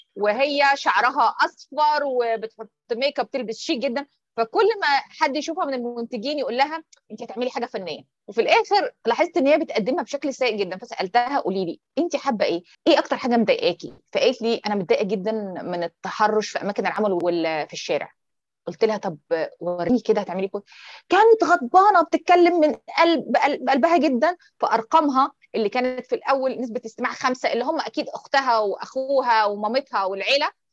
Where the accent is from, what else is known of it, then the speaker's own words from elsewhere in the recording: Egypt; احنا عندنا في مصر